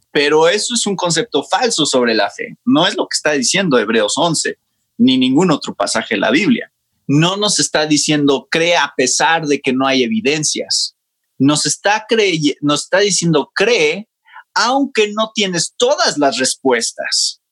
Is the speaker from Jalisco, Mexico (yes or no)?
no; Mexico City, Mexico; also born or lived in Georgia, United States; yo nací en México y crecí en México. Ok, entonces, soy mexicano